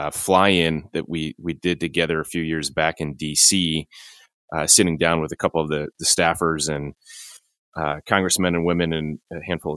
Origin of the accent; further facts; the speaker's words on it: Illinois, United States; my home state, Illinois